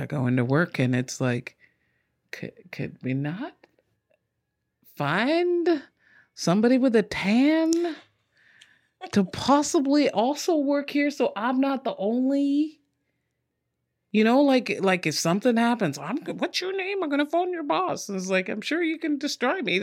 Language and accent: English; Ontario, Canada; also born or lived in England / Ottawa; now in Victoria, Canada; I grew up in Ontario, born in England, been in Canada since I've been five